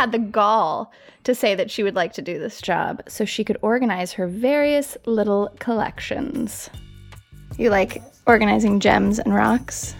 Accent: Colorado Springs, Colorado, United States; moved away as an adult; also born or lived in New York City; I grew up in Colorado Springs, like fairly small town

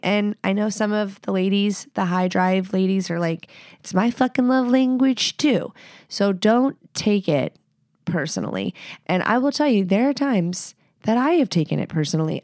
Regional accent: the South, United States; moved away as an adult; now in Pacific Northwest, United States; I live here. I'm from the South

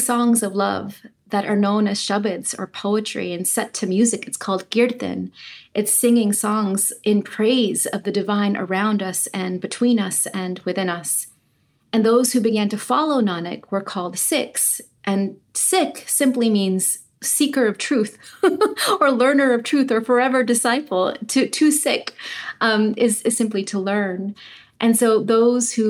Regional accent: Clovis, California, United States; So I grew up on the farmland that my grandfather farmed in Clovis. My father was born on that land. I was born on that land.

